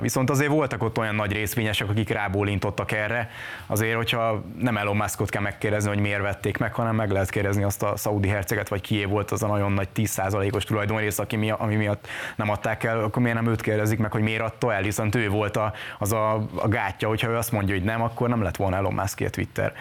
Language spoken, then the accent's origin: Hungarian; Hungary; moved away as an adult; now in Budapest, Hungary; ott nőttem fel